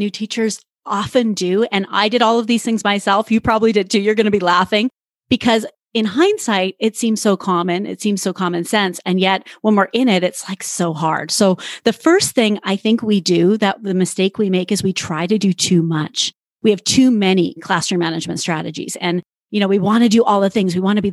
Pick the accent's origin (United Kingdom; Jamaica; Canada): Canada; accent: Canadian; moved away; I was living in Canada at the time. You'll probably hear my Canadian accent